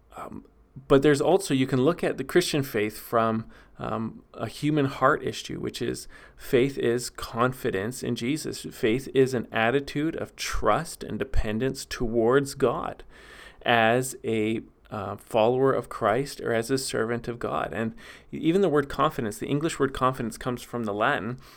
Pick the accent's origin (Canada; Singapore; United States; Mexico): Canada; Vernon, British Columbia; moved away; the city I'm from, Vernon, B C